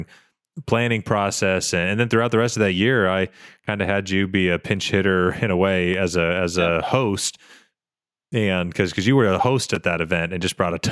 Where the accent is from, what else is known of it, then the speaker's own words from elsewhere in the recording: Harrison, Arkansas, United States; Harrison, Arkansas, year two, my hometown.